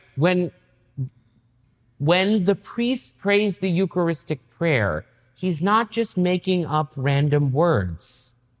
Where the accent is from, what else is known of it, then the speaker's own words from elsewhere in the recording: East Tennessee, United States; moved away; also born or lived in Boston; I grew up in East Tennessee, right? And Uh, I lived in a little town called Merrillville